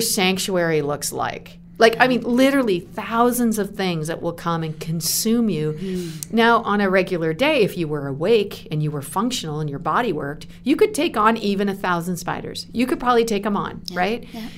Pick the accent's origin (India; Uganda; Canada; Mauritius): Canada; moved away as an adult; also born or lived in United States; I was living in America as a Canadian